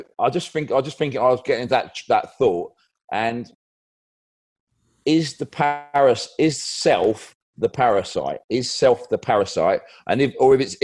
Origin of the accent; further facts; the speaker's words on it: England, United Kingdom; accent: English; my English accent